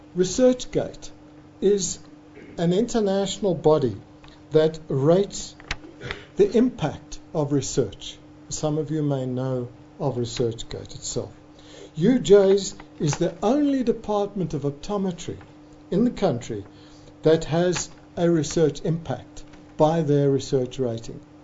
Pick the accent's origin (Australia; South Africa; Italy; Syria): South Africa; South African optometric academics